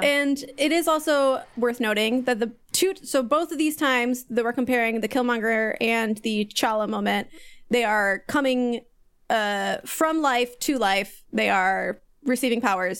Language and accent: English; Kansas City, United States; I'd say Kansas City